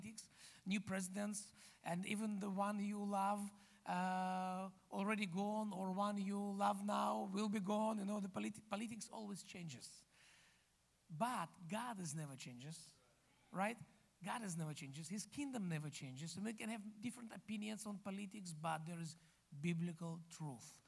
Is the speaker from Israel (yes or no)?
yes; Israel; English is a second language; in Israel, we do speak very fast and very quick. And English is not my first language, not even second.